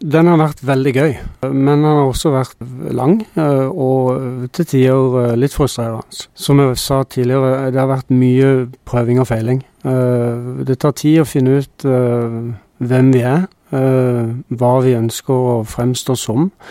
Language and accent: Norwegian; Norway; Vi som nordmenn